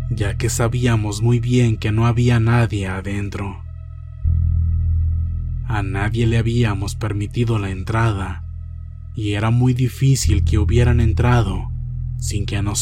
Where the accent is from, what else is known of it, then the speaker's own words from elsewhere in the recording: Matehuala, San Luis Potosí, Mexico; Soy de Matehuala, San Luis Potosí, una ciudad muy cercana al pueblo mágico llamado Real de Catorce